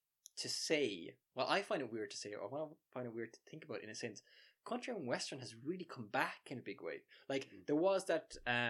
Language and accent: English; west of Ireland, Ireland; I come from the West, and I grew up in a house where, at the time, it was Midwest and Northwest Radio.